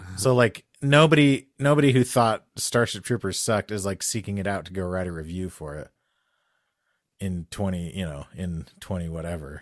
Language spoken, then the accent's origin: English; Albuquerque, New Mexico, United States; I grew up in Albuquerque